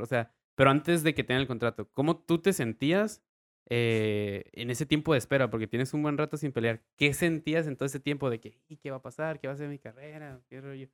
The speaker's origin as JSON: {"language": "Spanish", "town": "Tijuana", "region": "Baja California", "country": "Mexico", "also_born_or_lived": "Rosarito, Baja California", "said": "tijuanense, half rosaritense."}